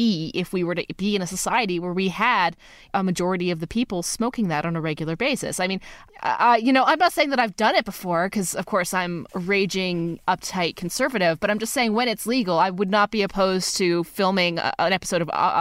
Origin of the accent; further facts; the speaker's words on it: Canada; also born or lived in Alberta; Love being Canadian